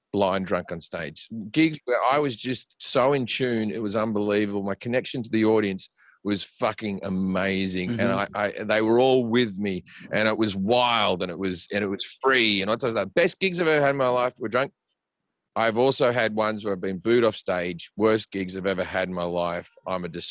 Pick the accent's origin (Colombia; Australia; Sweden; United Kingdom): Australia; moved away as an adult; now in United States; guys I grew up with in Australia